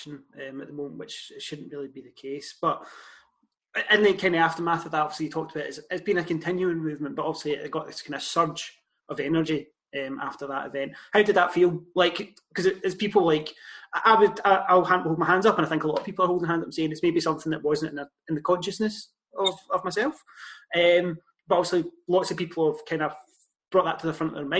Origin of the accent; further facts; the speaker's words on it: Scotland, United Kingdom; Growing up in Scotland, we know Scotland's not massively ethnically diverse